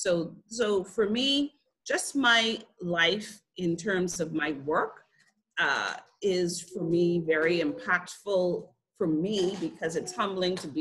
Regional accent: Freeport, Grand Bahama, Bahamas; I grew up in Freeport, Grand Bahama

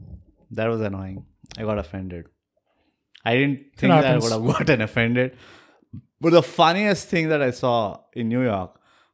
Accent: Punjab, Pakistan; And I was like, Punjabis, we come from Pakistan.

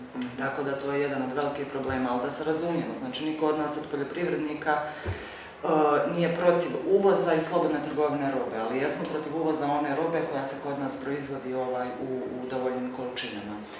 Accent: Stolac, Federation of Bosnia and Herzegovina, Bosnia & Herzegovina; ja dolazim iz Stoca

